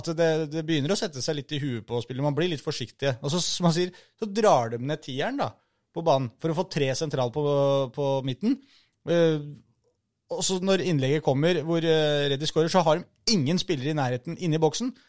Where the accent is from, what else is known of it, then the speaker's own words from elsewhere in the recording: Oslo, Norway; ikke så langt unna der jeg er fra